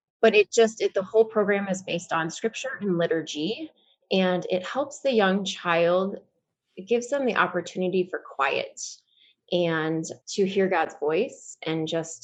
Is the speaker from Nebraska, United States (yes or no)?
yes; Lincoln, Nebraska, United States; also born or lived in Kansas; now in Omaha, United States; I'm from Lincoln.